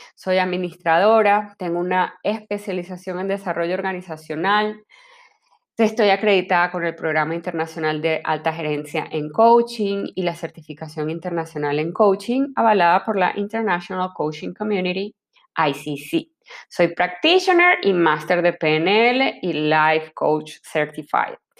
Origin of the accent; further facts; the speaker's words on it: Venezuela; moved away as an adult; also born or lived in Caracas; now in Panama; Soy venezolana y para el momento que sale este episodio tengo casi cinco años viviendo en Panamá